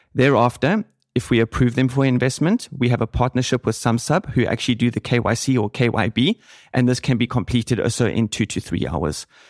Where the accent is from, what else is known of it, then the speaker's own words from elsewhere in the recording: Cape Town, Western Cape, South Africa; moved away as an adult; also born or lived in Reutlingen, Germany; now in Germany; I'm from Cape Town, South Africa